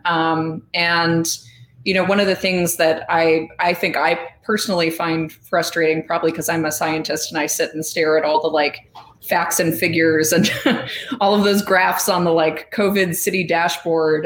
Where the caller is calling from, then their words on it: Chicago, Illinois, United States; I'm calling in from Chicago, Illinois, which is where I'm based.